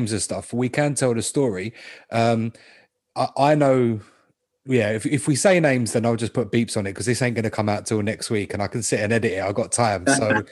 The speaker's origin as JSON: {"language": "English", "region": "London", "country": "United Kingdom", "tie": "born or raised there", "also_born_or_lived": "Brixton / Battersea", "said": "I was like born and raised in Southfields, Wandsworth"}